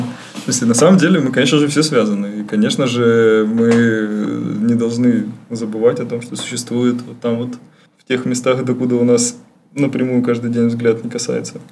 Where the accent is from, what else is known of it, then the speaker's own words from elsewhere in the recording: Saint Petersburg, Russia; я просто петербуржец